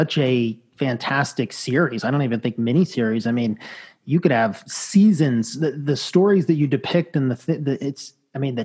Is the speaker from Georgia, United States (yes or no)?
yes; Atlanta, Georgia, United States; I grew up in Atlanta